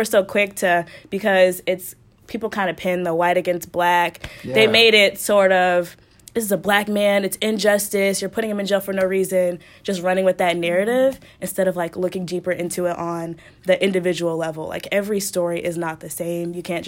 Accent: Colorado, United States; I grew up in Colorado. I'm a military child, so Colorado, I was there for most of my life.

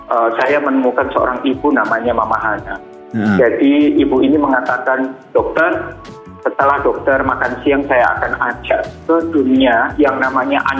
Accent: Surabaya, East Java, Indonesia; Saya mau jadi dokter di tanah ini asal saya dari Surabaya.

